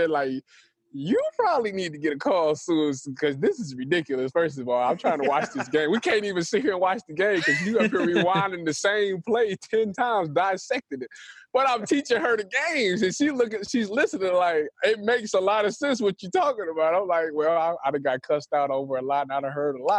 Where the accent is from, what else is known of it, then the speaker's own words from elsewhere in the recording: Cleveland, Ohio, United States; I'm from Cleveland